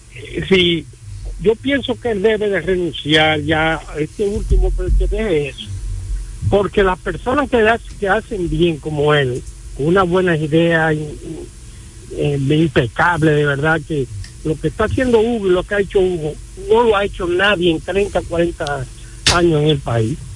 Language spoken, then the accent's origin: Spanish; Dominican Republic; así somos dominicanos